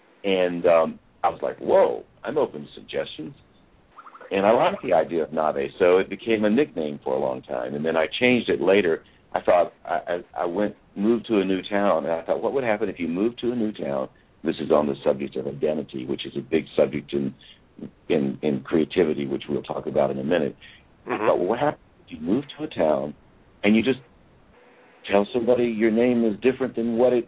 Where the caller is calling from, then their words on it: Swannanoa, North Carolina, United States; I'm actually calling in from Asheville. Actually, to be more specific, I'm calling in from Swannanoa, North Carolina.